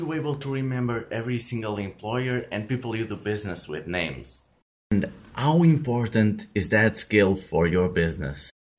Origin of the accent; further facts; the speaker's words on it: Portugal; I'm from Portugal